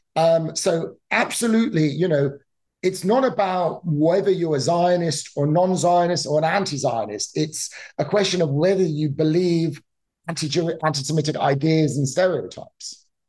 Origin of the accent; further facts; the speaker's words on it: United Kingdom; now in United States; I grew up in the United Kingdom, for example, as you could probably tell from my accent